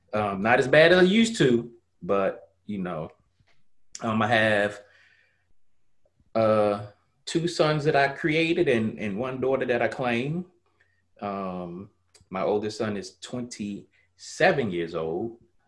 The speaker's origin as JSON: {"language": "English", "town": "Harlem", "region": "New York", "country": "United States", "tie": "born there", "said": "I was born in Harlem way back in 1973. I grew up pretty much all over because I've been a military brat pretty much all my life."}